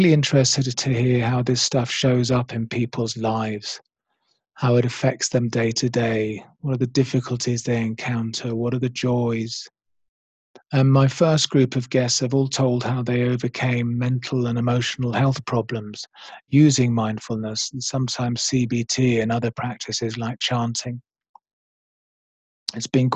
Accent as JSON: {"language": "English", "area": "Oxfordshire", "region": "South East England", "country": "United Kingdom", "also_born_or_lived": "London / Australia / New Zealand / Kenya", "moved": "yes", "said": "I'm from England, originally from a small village in Oxfordshire, but I've spent many years in London"}